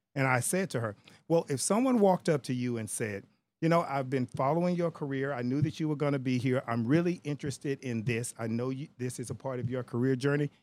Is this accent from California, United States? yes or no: no; Texas, United States; I'm African American or because I'm Texan